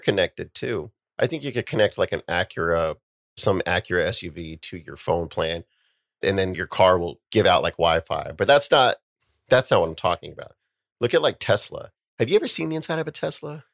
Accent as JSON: {"language": "English", "country": "United States", "said": "We as an American society"}